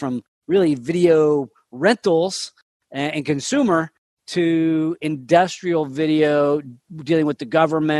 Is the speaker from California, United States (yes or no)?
yes; Sacramento, California, United States; I grew up here in Sacramento